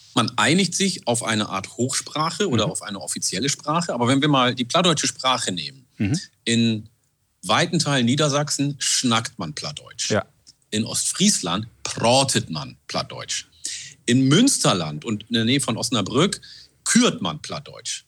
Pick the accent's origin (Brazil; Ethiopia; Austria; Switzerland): Ethiopia; Oromia; first language Oromo; German is a second language; also born or lived in Oldenburg area, Germany; now in Germany; in meiner Muttersprache, Afan Oromo, ich bin vor 40 Jahren aus Äthiopien und habe das Oromo mitgenommen